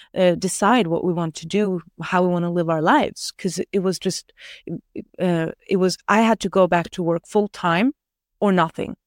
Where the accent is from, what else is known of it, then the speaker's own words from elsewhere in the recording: Norway; moved away as an adult; I moved from Norway when I was eighteen, lived there, uh, a little bit again, uh, in my twenties after I finished studying, and then I moved out again